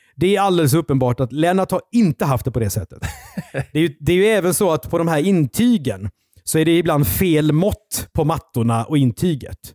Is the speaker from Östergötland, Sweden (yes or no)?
no; Karlskrona, Blekinge, Sweden; Karlskrona där jag är född